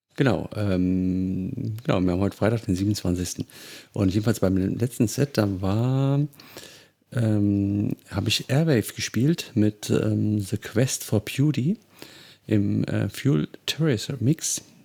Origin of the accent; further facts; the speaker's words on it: Hesse, Germany; ich komme aus Hesse